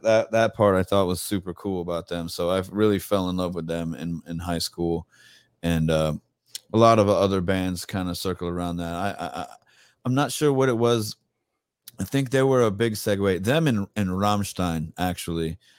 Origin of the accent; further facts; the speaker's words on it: Tampa, Florida, United States; I'm born and raised in Tampa